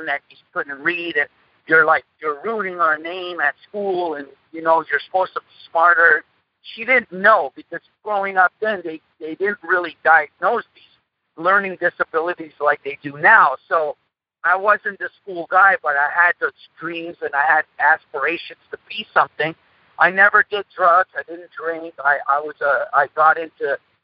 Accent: Montreal, Quebec, Canada; English is a second language; We grew up in a place called Point St. Charles in Montreal, Canada. Actually, I'm a Canuck myself. And like I always say, English was my third language.

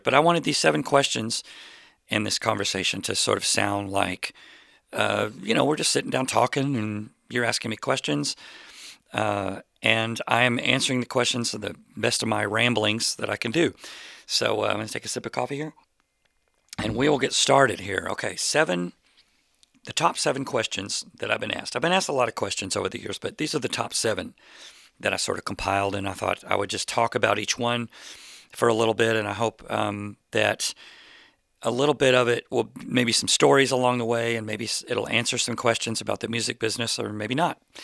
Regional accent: Plano, Texas, United States; I grew up in Plano, Texas

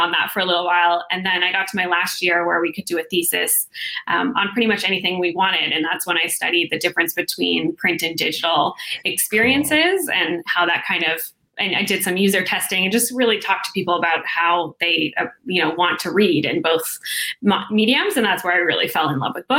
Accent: Toronto, Ontario, Canada; moved away as an adult; now in Vancouver, Canada; I'm from Toronto and I moved out to Vancouver 3 years ago

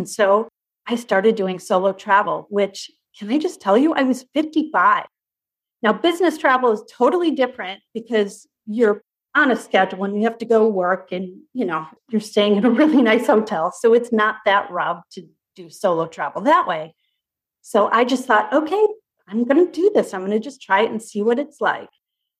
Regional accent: Chicago, Illinois, United States; moved away as an adult; now in Colorado, United States; And I was born and raised in Chicago, moved to Colorado when my kids were small.

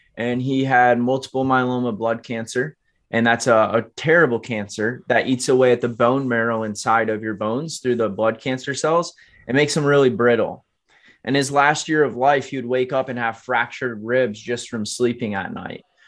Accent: Alamo, Michigan, United States; I was born and raised in Kalamazoo, Michigan, actually Alamo, Michigan, very small farm town outside of Kalamazoo

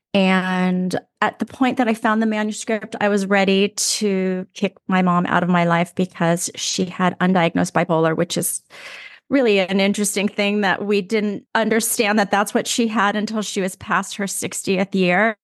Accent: Los Angeles, California, United States; born or raised there

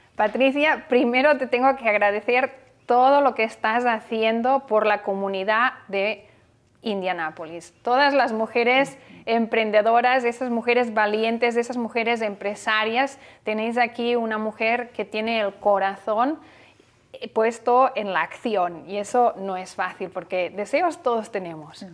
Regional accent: Barcelona, Catalonia, Spain; moved away as an adult; now in Miami, United States; Yo nací en Barcelona, y llegué aquí

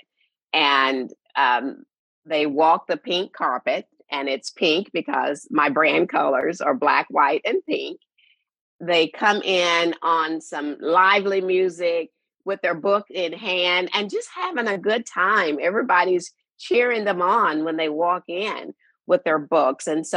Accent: Shreveport, Louisiana, United States; my hometown of Shreveport, Louisiana

